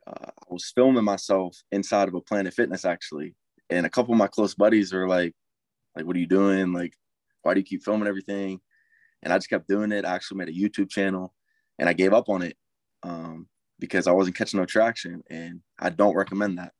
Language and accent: English; Inaka, Pennsylvania, United States; I'm from Inaka, Pennsylvania.